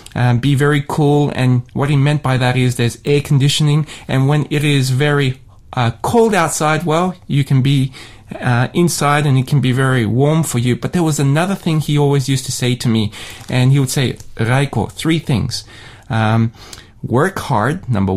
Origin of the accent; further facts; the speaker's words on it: Sydney, New South Wales, Australia; I grew up in Sydney